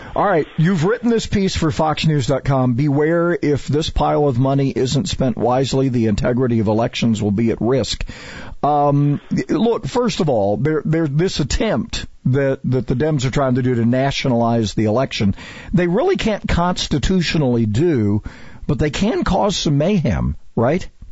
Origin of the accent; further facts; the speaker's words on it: Montana, United States; moved away; I grew up in Montana partially